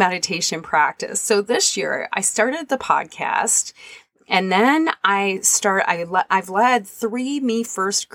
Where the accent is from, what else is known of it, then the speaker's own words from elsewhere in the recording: Michigan, United States; moved away; I ended up in my home state